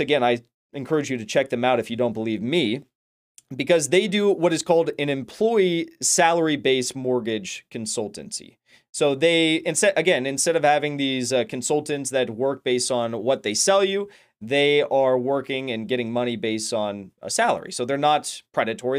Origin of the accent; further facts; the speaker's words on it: United States; as an American